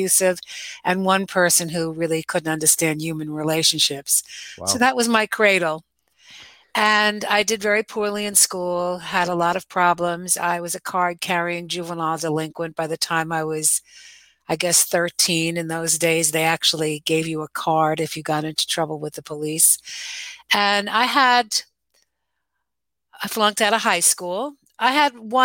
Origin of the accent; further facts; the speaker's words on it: Scarsdale, New York, United States; I grew up in Westchester, New York, in Scarsdale